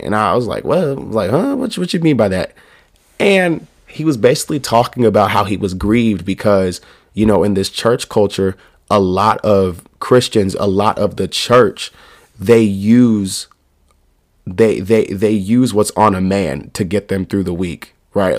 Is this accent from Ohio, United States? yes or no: no; New York, United States; also born or lived in North Carolina / Virginia; I'm in New York. I'm from New York.